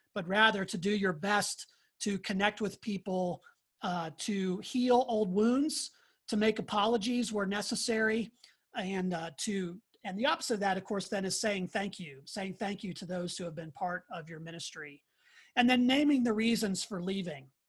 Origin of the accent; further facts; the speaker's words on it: Pittsburgh, Pennsylvania, United States; moved away; I'm from the Pittsburgh area. That's where I grew up